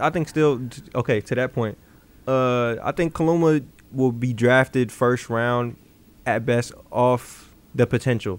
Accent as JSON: {"language": "English", "town": "Chicago", "region": "Illinois", "country": "United States", "said": "I'm from Chicago"}